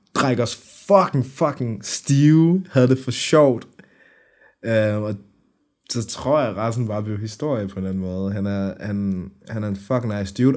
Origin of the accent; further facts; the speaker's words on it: Brønderslev, North Denmark Region, Denmark; now in Aarhus, Denmark; Jeg kommer oprindelig fra Nordjylland. Øhm, Brønderslev, øh, hvad hedder det, er i nærheden af Aalborg